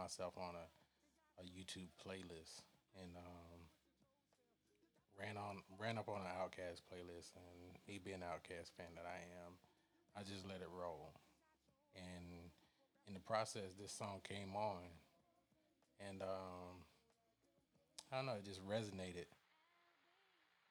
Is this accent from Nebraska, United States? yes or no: no; Newnan, Georgia, United States; I'm from the South. I'm from the Atlanta area, Newnan, Georgia, to be exact